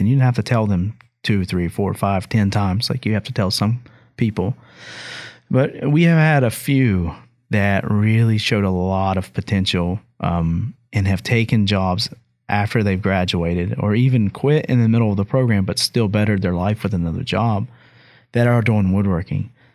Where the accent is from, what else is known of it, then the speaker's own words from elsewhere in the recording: Hamlin, West Virginia, United States; my hometown of Hamlin